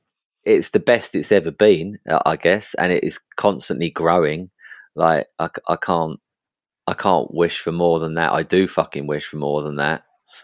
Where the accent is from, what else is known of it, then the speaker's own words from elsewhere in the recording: East of England, United Kingdom; In Essex.